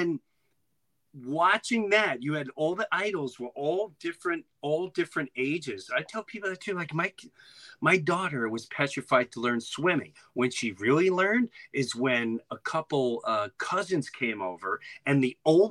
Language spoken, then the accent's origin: English; Long Island, New York, United States; I grew up in Long Island